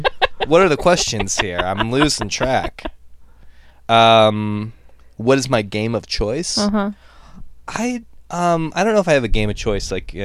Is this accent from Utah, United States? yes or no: no; Ohio, United States; moved away; I grew up in Ohio